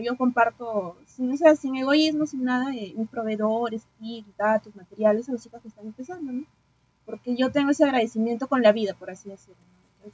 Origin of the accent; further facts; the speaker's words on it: Piura, Peru; moved away as an adult; now in Lima, Peru; soy de Piura, pero ya vivo en la capital, pues ya hace desde el 2018